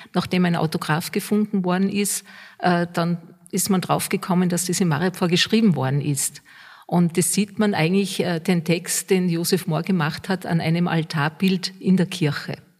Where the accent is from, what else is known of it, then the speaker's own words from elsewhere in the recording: Austria; bei uns in Österreich